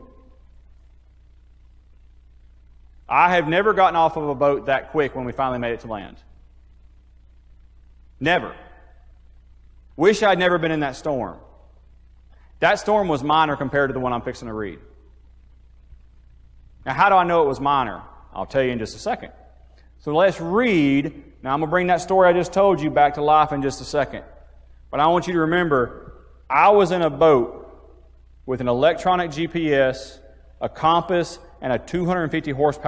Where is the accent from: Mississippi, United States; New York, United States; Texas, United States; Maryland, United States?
Mississippi, United States; Iuka; I grew up in Iuka, so I was on the water my whole life.